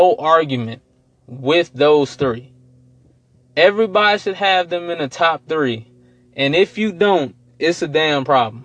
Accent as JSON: {"language": "English", "town": "New Orleans", "region": "Louisiana", "country": "United States", "said": "I'm from New Orleans."}